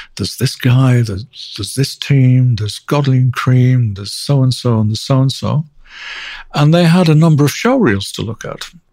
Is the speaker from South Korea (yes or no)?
no; Manchester, North West England, United Kingdom; I grew up um, in Manchester, outside Manchester